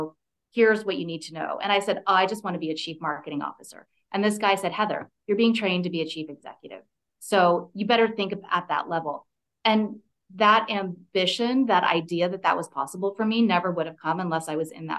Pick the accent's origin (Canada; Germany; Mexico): Canada; moved away; also born or lived in California; I grew up in Canada, and I was living in California